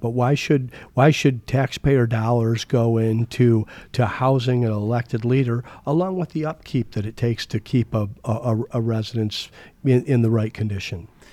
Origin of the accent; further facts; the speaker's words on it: Toledo, Ohio, United States; also born or lived in Chicago; now in Arizona, United States; I grew up in Toledo, but I, my career took me all over the, or many places in the country.